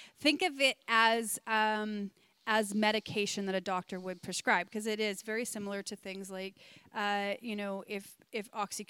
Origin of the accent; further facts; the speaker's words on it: the Kootenays, British Columbia, Canada; also born or lived in Manitoba; growing up around here, even though I grew up a Christian